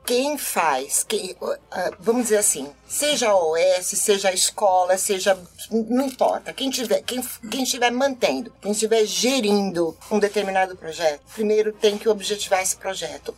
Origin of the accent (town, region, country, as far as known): Brazil